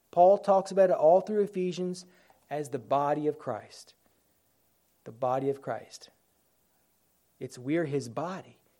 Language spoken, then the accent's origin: English; United States; We're all American citizens.